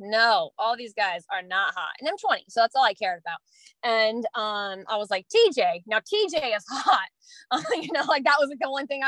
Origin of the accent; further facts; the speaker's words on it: Texas, United States; I was from Texas.